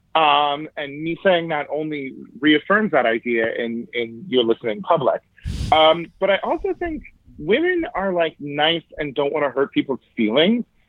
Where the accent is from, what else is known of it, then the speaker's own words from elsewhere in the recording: Yuba City, California, United States; here in my hometown